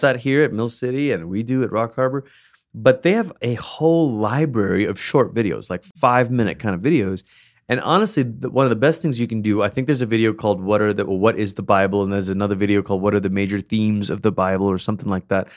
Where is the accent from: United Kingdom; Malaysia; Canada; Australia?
Malaysia; I gr, I grew up in Malaysia